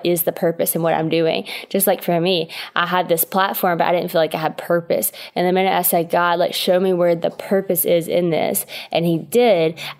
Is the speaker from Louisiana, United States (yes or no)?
yes; West Monroe, Louisiana, United States; So I'm from West Monroe, Louisiana, which is a pretty small town in Louisiana.